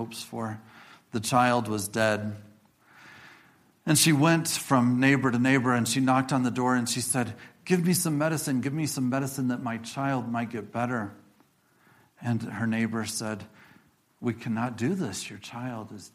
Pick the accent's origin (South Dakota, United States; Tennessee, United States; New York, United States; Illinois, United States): Illinois, United States; moved away; also born or lived in Iowa; And I think about the Midwest, where I'm from. I grew up in Illinois.